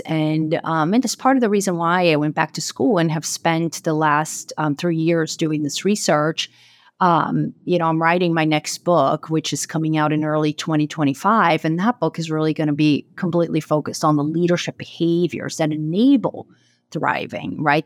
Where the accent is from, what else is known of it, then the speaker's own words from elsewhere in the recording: Brazil; moved away as an adult; also born or lived in Boston area; now in Boston, United States; I'm originally from Brazil, and I live, um, in the Boston area now